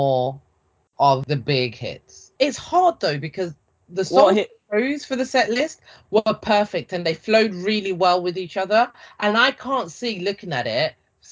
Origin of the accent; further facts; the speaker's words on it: London, United Kingdom; I was in my hometown